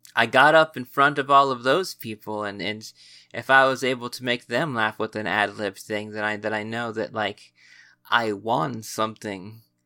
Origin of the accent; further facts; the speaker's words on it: United States; we are American